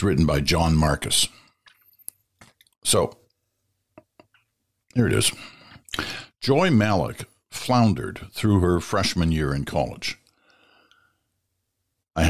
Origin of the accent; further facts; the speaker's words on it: Stratford, Ontario, Canada; I grew up in Stratford, Ontario, went to high school, or went to primary school and high school in Stratford